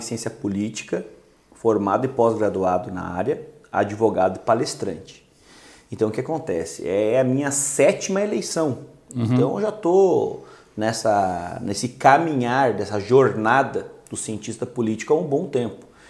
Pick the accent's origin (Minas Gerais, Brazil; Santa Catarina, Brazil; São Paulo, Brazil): Santa Catarina, Brazil; Lages; Eu sou lá de Lages, da Serra Catarinense